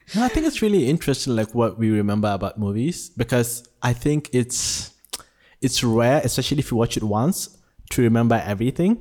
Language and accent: English; Nigeria; born or raised there; now in Malaysia